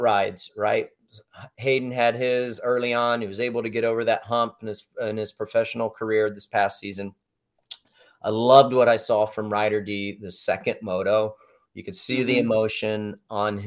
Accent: United States; born and raised in the States

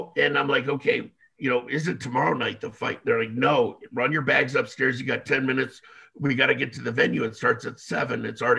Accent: Israel; accent: Israeli; I don't know if that's my Israeli accent

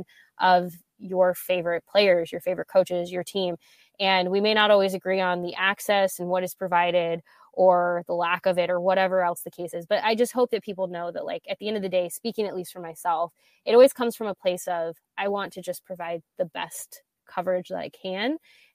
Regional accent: Nebraska, United States; I grew up in Nebraska

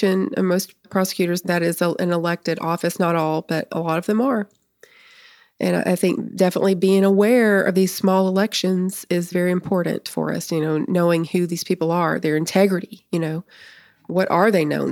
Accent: Nashville, Tennessee, United States; because I grew up in the Nashville area.

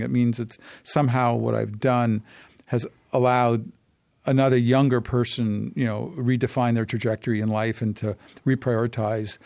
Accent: Canada; as a Canadian

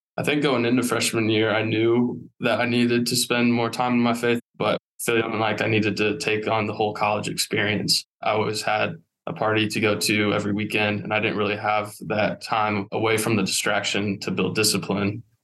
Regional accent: Warsaw, Indiana, United States; born and raised in Warsaw

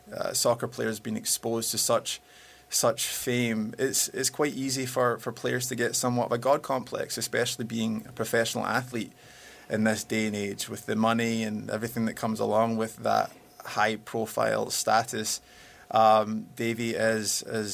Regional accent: Glasgow, Scotland, United Kingdom; now in Los Angeles, United States; I'm from Glasgow. I'm a ex-football player

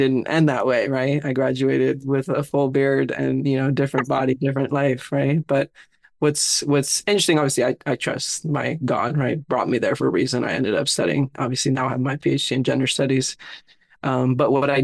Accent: Southern California, United States; I was born and raised in Southern California, raised in a little immigrant home

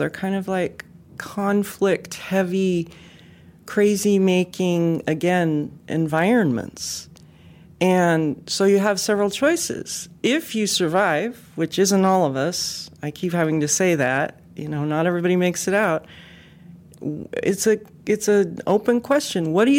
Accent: West Coast, United States; I think of it as energy too, but I'm from the West Coast, so I have to be careful about talking about energy.

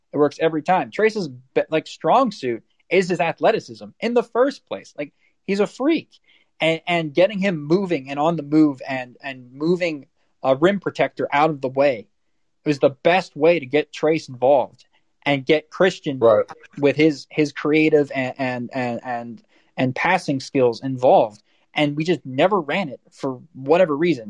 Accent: South Florida, United States; I'm from South Florida, so everybody here's a Dolphins fan

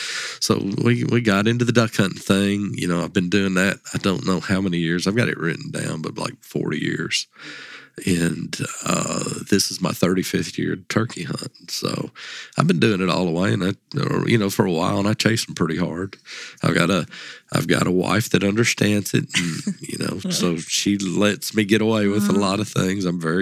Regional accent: Tennessee, United States; And so we hunt, typically I grew up hunting in Dover Bottoms.

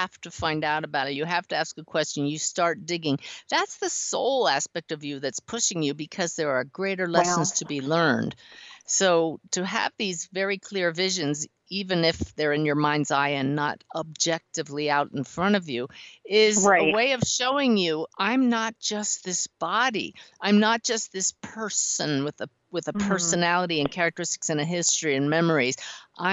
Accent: West Chester, Pennsylvania, United States; I grew up near Delaware in Westchester, Pennsylvania

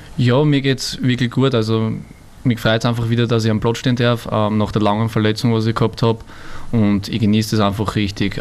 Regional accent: Burgenland, Austria; also born or lived in Vienna; gebürtiger Wiener, ich fühle mich da eher als Burgenländer

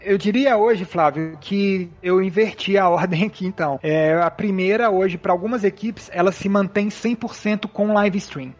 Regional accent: Minas Gerais, Brazil; todos os fundadores são, somos, nós somos mineiros

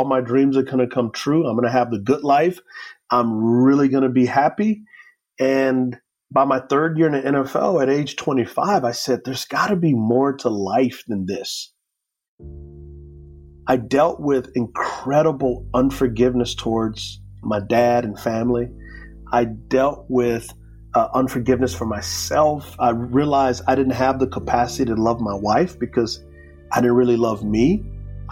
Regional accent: San Antonio, Texas, United States; grew up in San Antonio, Texas

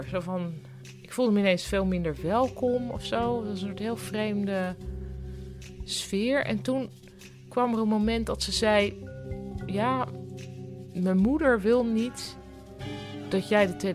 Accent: Netherlands; Maar ik was natuurlijk in mijn eentje, want ik kwam uit Nederland.

